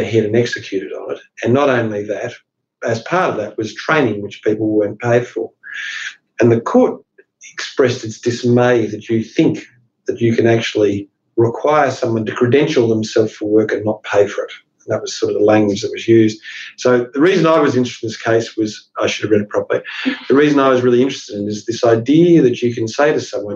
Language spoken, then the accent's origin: English; Ballarat, Victoria, Australia; moved away; also born or lived in Tasmania; I grew up in Ballarat where everyone was called love. I moved down to Tasmania